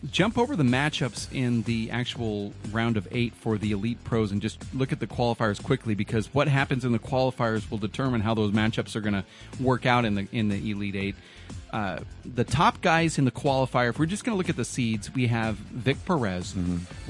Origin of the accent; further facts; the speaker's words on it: Oregon, United States; I know him from the old days because I'm from Oregon.